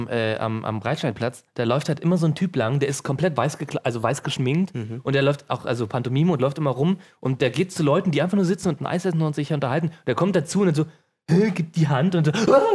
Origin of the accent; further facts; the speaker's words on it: Ravensburg, Baden-Württemberg, Germany; Ich komme nicht aus Bayern.